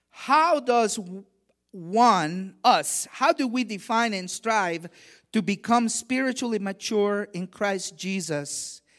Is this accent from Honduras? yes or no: yes; Honduras; English is a second language; I remember when I was a kid, I grew up very religious. I grew up in Latin America, in Honduras, and I remember when I was an altar boy